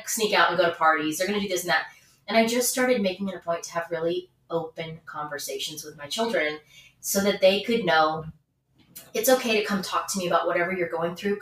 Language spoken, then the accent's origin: English; the South, United States; I'm from the South